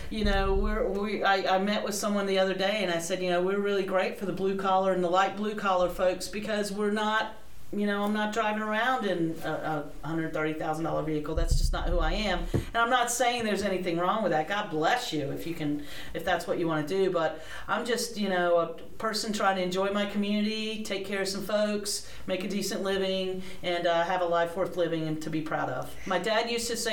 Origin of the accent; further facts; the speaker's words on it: High Point, North Carolina, United States; also born or lived in New York / New Jersey / Rhode Island; now in Wilmington, United States; I am originally from High Point, North Carolina